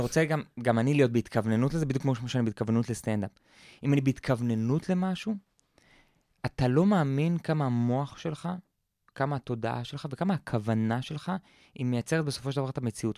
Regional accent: Israel; גדלתי בקיבוץ

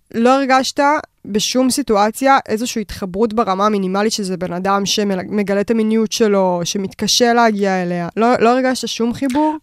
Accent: Bat Yam, Tel Aviv District, Israel; הילדות שלי בבת ים

